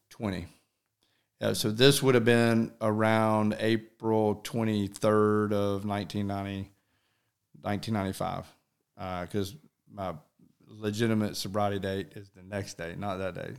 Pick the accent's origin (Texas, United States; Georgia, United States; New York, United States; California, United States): Georgia, United States; Alpharetta; I'm pretty much born and raised in Alpharetta